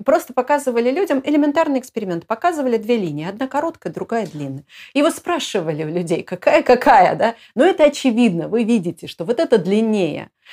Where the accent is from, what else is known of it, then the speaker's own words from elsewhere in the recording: Moscow, Russia; moved away; Москва, я из Москвы